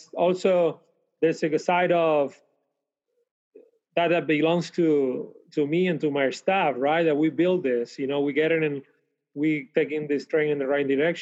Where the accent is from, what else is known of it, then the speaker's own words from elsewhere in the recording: Canary Islands, Spain; moved away as an adult; also born or lived in Switzerland; now in Fort Worth, United States; my hometown in the Canary Islands